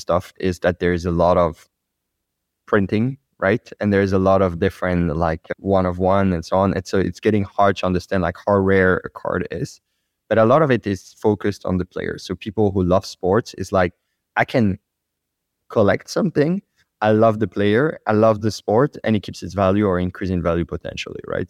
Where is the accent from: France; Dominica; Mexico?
France; accent: French; English is a second language; my French accent.